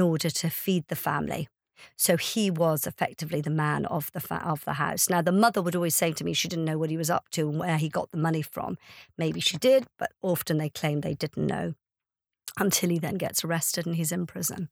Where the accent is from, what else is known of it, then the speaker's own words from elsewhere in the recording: Ireland; now in United Kingdom; I'm Irish